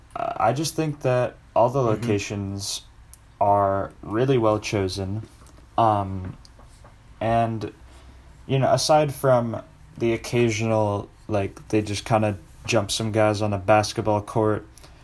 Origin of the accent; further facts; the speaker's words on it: Boston, Massachusetts, United States; moved away; I was born in Boston